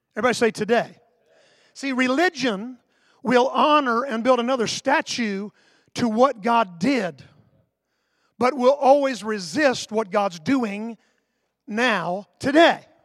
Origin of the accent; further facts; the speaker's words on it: Sanford, Florida, United States; I grew up in Sanford. The city that's in all the headlines right now is my hometown.